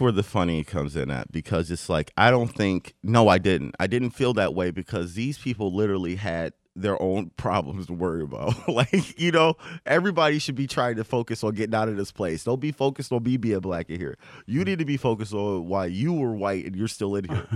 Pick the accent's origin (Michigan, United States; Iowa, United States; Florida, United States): Michigan, United States; Detroit; also born or lived in Westland, Michigan; I grew up in Detroit. I was in Detroit, uh, for, until I was in, um, middle school